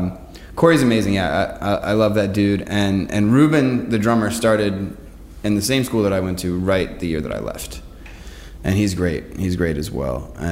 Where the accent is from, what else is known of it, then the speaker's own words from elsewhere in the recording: Clifton, Virginia, United States; growing up in Clifton